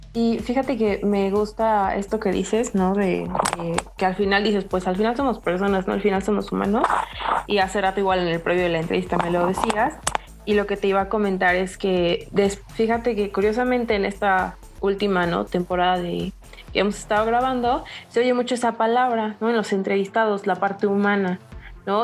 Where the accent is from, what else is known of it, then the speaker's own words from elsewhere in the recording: Puebla, Mexico; yo soy poblana